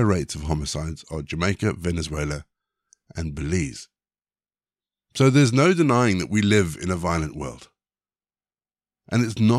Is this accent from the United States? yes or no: no; South Africa; moved away; also born or lived in Zimbabwe; I was born in Zimbabwe. But I spent my teenage years in South Africa